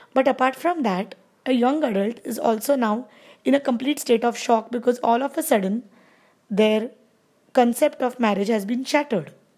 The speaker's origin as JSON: {"language": "English", "country": "India", "said": "I am from India"}